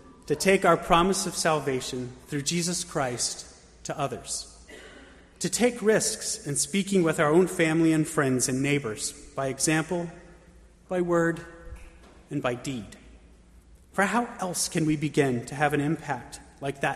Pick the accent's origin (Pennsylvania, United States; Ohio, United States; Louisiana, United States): Pennsylvania, United States; Bethlehem; now in Pittsburgh, United States; my hometown in Bethlehem, Pennsylvania